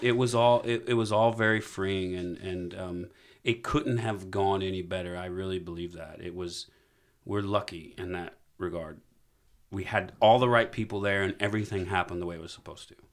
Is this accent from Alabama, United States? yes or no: yes; Alabama, United States; I'm from Alabama